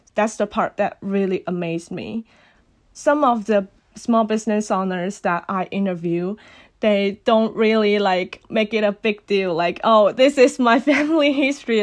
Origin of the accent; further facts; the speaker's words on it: Guangdong, China; first language Cantonese; English is a second language; moved away as an adult; now in Los Angeles, United States; I born and raised in Guangdong Province, China